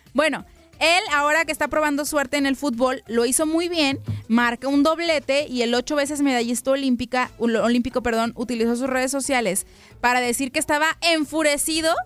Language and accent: Spanish; Guadalajara, Jalisco, Mexico; moved away; mi tierra natal, a Guadalajara